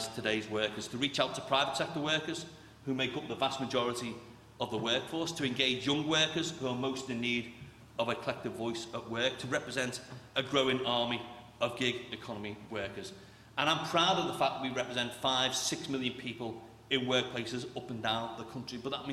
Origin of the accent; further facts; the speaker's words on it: Merseyside, North West England, United Kingdom; I grew up in Merseyside in the 1980s and 1990s.